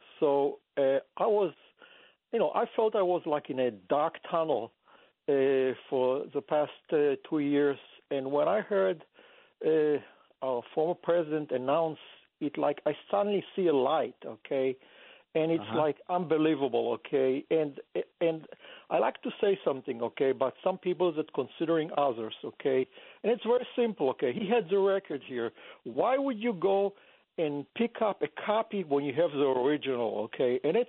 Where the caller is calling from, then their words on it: New York, United States; Right now? No, New York.